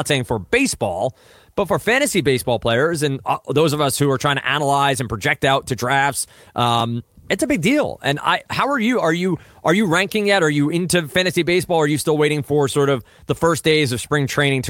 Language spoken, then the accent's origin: English; central New Jersey, United States; now in Boston, United States; I'm from central Jersey